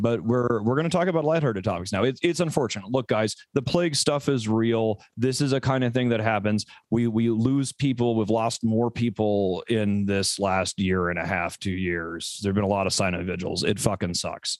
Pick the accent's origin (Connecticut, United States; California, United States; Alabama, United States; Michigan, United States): Alabama, United States; Birmingham; moved away as an adult; also born or lived in Houston, Texas; I grew up in Birmingham, Alabama, and, uh, I was only there for seven years from ten to seventeen.